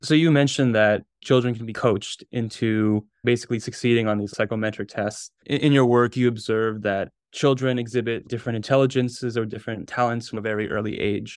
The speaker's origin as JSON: {"language": "English", "town": "Millburn", "region": "New Jersey", "country": "United States", "tie": "born or raised there", "said": "I grew up in a, a town called Milburn, which is a suburb outside of New York City"}